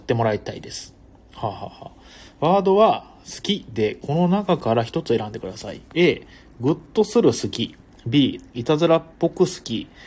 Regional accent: Imabari, Ehime, Japan; now in Tokyo, Japan; 出身地はですね、愛媛県ですね。愛媛県の今治市というね、あの、今治タオルで有名なところですね

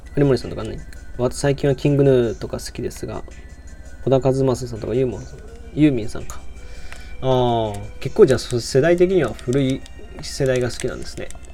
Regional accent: Nagoya, Aichi, Japan; moved away as an adult; now in Osaka, Japan; 出身は名古屋で、大学が大阪なので、今、大阪で一人暮らししてます

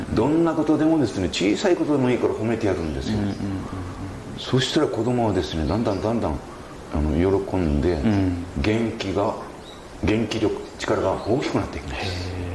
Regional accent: Saikai, Nagasaki, Japan; 私はあの西海市の大島町出身です、はい、はい、まあ、高校まであのそこで育ちまして

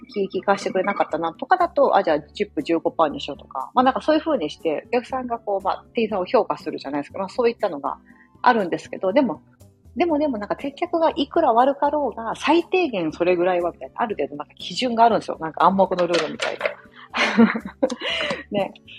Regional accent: Osaka, Japan; moved away as an adult; now in United States; 私地元は大阪なので、大阪に基本的に滞在してるんですけど

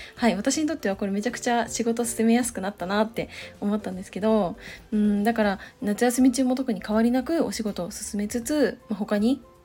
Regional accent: Chiba, Japan; moved away; 千葉の実家に帰省しようかなって思っていたんですけど

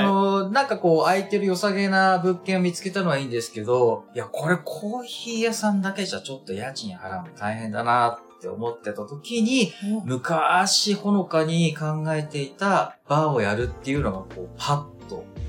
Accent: Aomori, Japan; now in Tokyo, Japan; 地元の、ええ、地元の青森

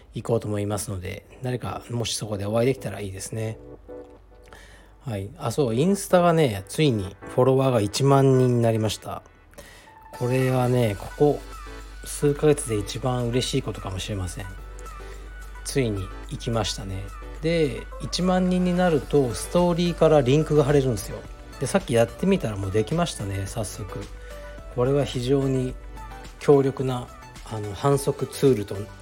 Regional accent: Fukuoka, Japan; moved away; 僕の実家福岡の東区の菓子にある

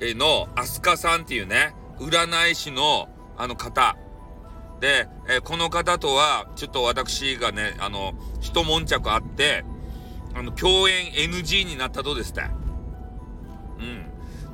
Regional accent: Hakata, Fukuoka, Japan; accent: Hakata dialect; 俺たちの博多弁

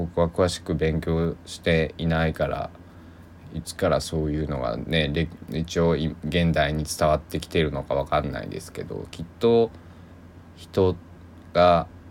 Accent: Kochi, Japan; accent: Sanuki dialect; also born or lived in Kagawa; now in Takamatsu, Japan; 高知県で生まれてる

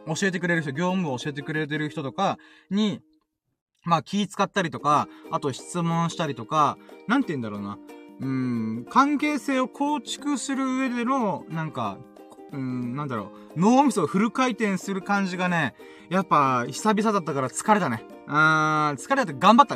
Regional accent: Okinawa, Japan; 僕沖縄に住んでん

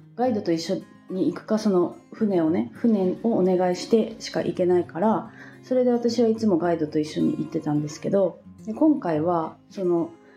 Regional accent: Japan; moved away as an adult; now in Indonesia; 日本に帰ったらねあの多分今みたいにその週3回とか4回とかサーフィンがねできなくなるんですよね私の実家が海からすごく遠いところだから

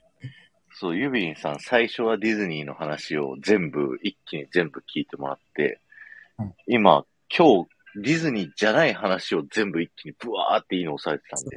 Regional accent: Nagoya, Aichi, Japan; moved away; also born or lived in Urayasu; 名古屋で成人式だったんで、実家帰っ

